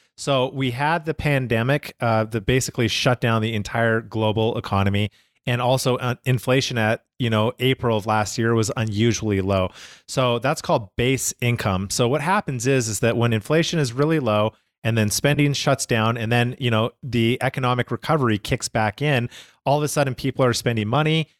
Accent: Calgary, Alberta, Canada; now in United States; growing up in Canada

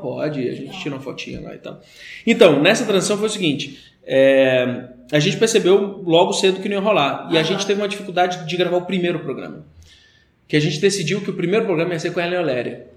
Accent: Brasília, Federal District, Brazil; sou de Brasília

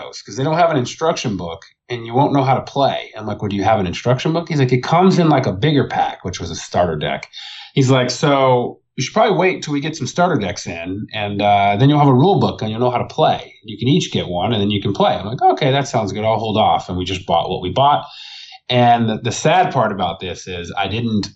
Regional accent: Arlington, Texas, United States; also born or lived in Fort Worth, Texas; I grew up in the Dallas-Fort Worth area. Technically, I was in Arlington. I lived in Fort Worth

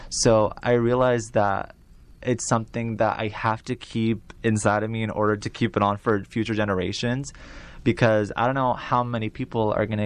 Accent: Iraq; I'm from Iraq, my parents are from Iraq or Eastern, that's great, that's awesome.

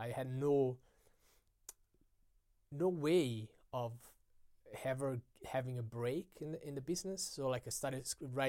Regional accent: Italy; English is a second language; moved away; I was just growing up in Italy

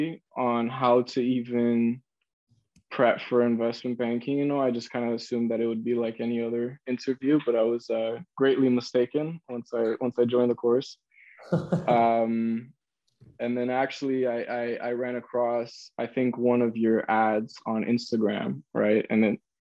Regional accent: San Francisco, California, United States; I'm born and raised in San Francisco, California

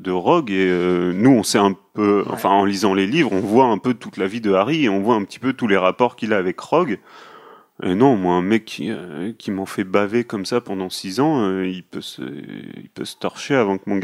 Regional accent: France; nous sommes français.

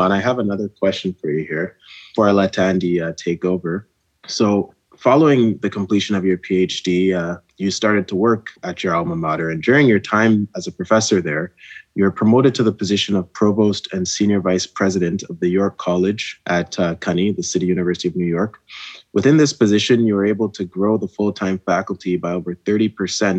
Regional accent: Ghana; moved away; Me being from West Africa and being from Ghana, when I tell people I'm from Ghana

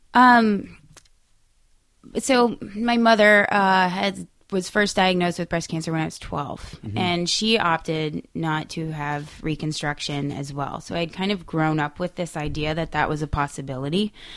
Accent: New England, United States; I'm from New England

